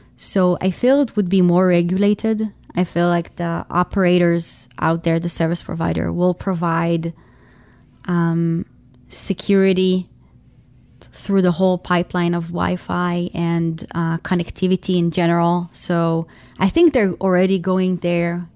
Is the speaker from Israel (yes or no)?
yes; Tel Aviv, Tel Aviv District, Israel; I'm originally from Tel Aviv, Israel.